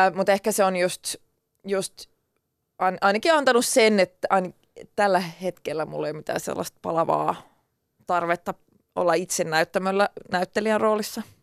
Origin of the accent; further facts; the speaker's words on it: Turku, Southwest Finland, Finland; accent: Turku dialect (Finland Swedish); first language Swedish; Finnish is a second language; mun turkulaisella murteella